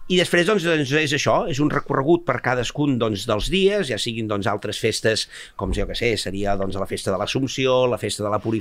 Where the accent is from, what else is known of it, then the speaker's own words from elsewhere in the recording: Bages, Catalonia, Spain; soc del Bages